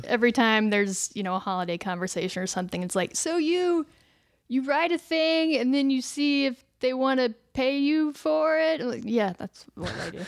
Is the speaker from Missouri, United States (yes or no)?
yes; Missouri, United States; accent: Missouri accent; I'm from Missouri